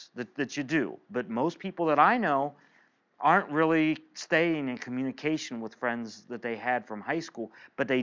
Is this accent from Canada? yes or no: no; eastern Ohio, United States; also born or lived in Indiana; I grew up in an eastern part of Ohio in a small town of about 4,000 people